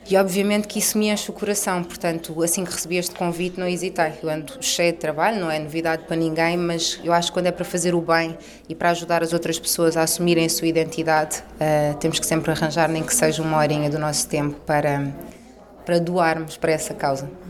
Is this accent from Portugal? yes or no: yes; Portugal; num país eh, como Portugal, que é, que é o país onde eu nasci.